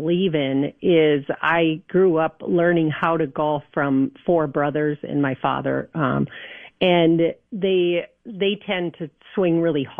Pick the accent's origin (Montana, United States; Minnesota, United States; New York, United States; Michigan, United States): Minnesota, United States; New Prague; I grew up in New Prague